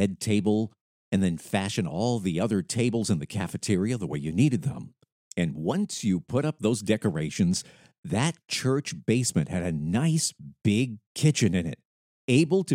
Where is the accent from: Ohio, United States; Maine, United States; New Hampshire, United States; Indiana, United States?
Maine, United States; Lewiston; I grew up in Lewiston, Maine, with a very big Franco-American Catholic population